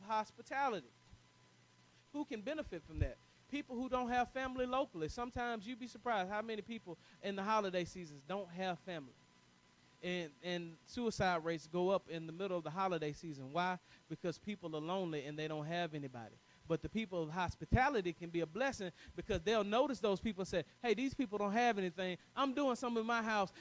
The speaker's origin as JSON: {"language": "English", "region": "the South", "country": "United States", "said": "I'm from the South"}